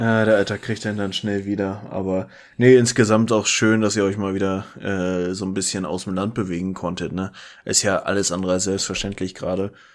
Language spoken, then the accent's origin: German; Schleswig-Holstein, Germany; entgegen aller Erwartungen, wenn man sich meine sonstige Familie anguckt, bin ich in Schleswig-Holstein geboren